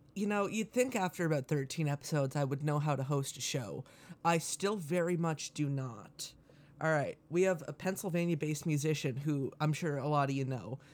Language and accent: English; Canada; as a Canadian